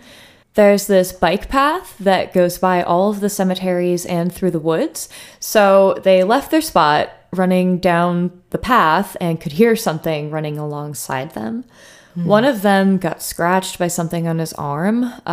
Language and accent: English; Troy, New York, United States; growing up in Troy, New York.